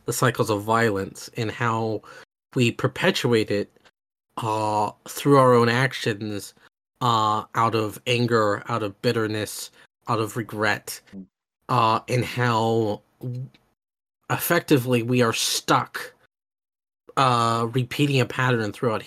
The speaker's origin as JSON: {"language": "English", "region": "Oklahoma", "country": "United States", "tie": "born or raised there", "said": "I grew up in Oklahoma"}